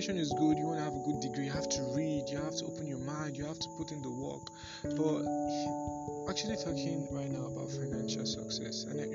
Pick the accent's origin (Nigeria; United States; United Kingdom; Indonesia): Nigeria; I'm Nigerian by birth